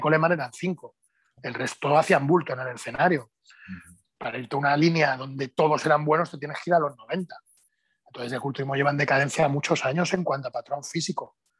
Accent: Spain; soy el único español que ha competido en cuatro categorías de pesos

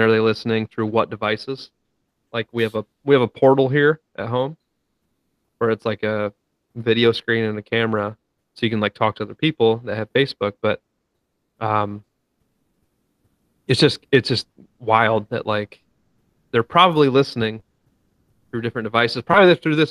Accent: Ohio, United States; we're from Ohio

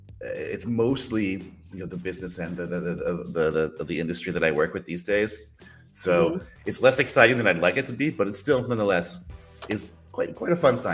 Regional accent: Arizona, United States; moved away as an adult; also born or lived in Los Angeles, California; now in Austria; I grew up in the West Coast. I grew up in Arizona. I was actually born in Los Angeles, California.

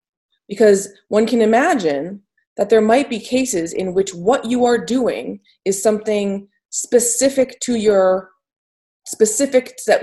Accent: Reading, South East England, United Kingdom; I'm from Reading.

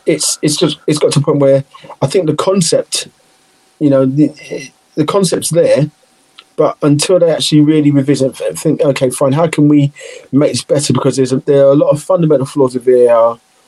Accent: Liverpool, North West England, United Kingdom; accent: Liverpool; I'm Liverpool, so you can hear my accent

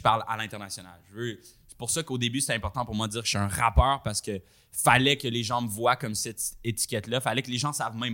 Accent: Rwanda; now in Montreal, Canada; Fait quand je suis move de Rwanda à Montréal

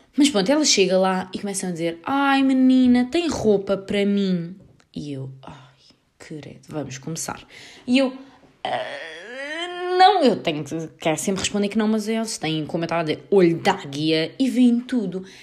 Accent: Portugal; nem sabem se eu sou inglesa ou se sou portuguesa

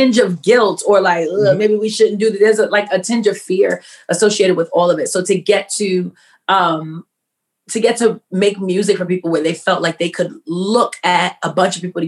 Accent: New York City, New York, United States; I am born and raised in New York City. Queens, New York, all day, every day, because I'm not moving out

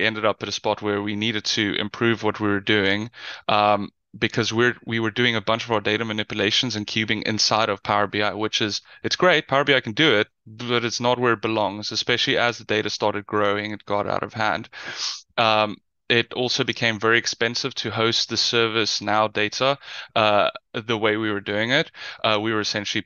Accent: South Africa; now in Netherlands; You might hear from the accent. I'm from South Africa. I currently live in the Netherlands.

